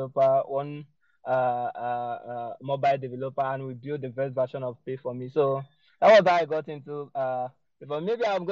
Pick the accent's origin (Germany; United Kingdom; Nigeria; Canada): Nigeria; Anambra; So I was born in Nigeria, in Anambra State. That's a state in Nigeria. And I schooled there.